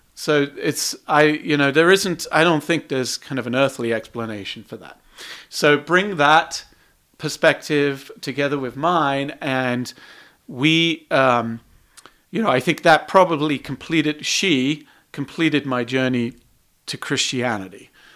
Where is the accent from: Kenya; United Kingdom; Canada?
United Kingdom; England; now in United States; I was raised in England